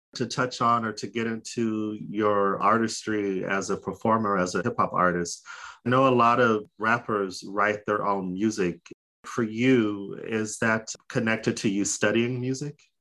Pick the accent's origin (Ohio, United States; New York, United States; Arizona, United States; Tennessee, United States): Arizona, United States; Phoenix; We're from Phoenix.